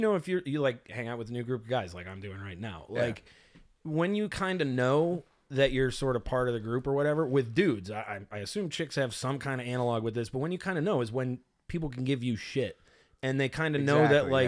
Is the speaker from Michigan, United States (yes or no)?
yes; Detroit area, Michigan, United States; now in Los Angeles, United States; for anybody who knows Detroit, they'll know that I'm not actually from the city. I'm from 9 and Haggerty